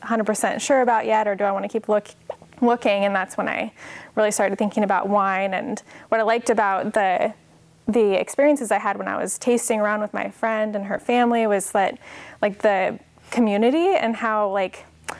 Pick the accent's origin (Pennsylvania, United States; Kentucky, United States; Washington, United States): Washington, United States; also born or lived in California; So I was born in California, but I moved back and forth between California and Washington a number of times, back and forth. And so I guess I would call Washington home more so.